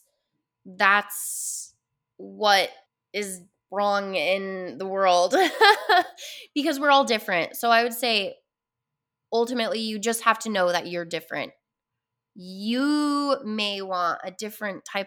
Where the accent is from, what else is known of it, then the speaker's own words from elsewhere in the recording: Utah, United States; I grew up in Utah